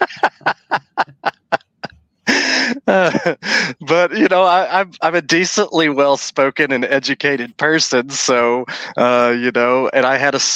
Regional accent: Middle Tennessee, United States; I grew up in Middle Tennessee going to TNA shows

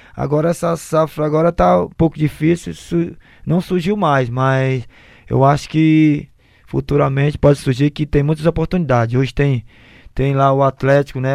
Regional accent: Fortaleza, Ceará, Brazil; Sou de Fortaleza, natural da Lagoa Redonda

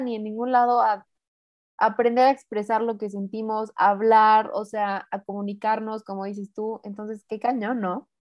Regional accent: Mexico; also born or lived in San Luis Potosí; yo vivo en San Luis, yo soy mexicana

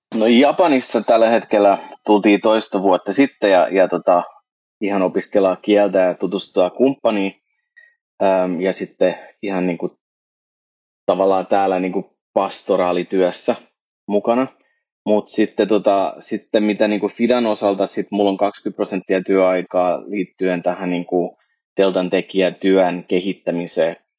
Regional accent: Canada; now in Finland; mä oon itse kasvan-, syntyneeni kasvanut Kanadassa siirtolaisperheessä, niin kun mä tulin Suomeen

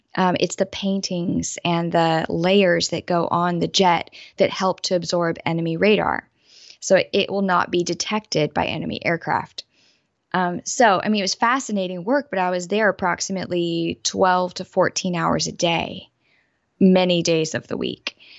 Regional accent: Southeast United States, United States; I was raised in the Southeast United States

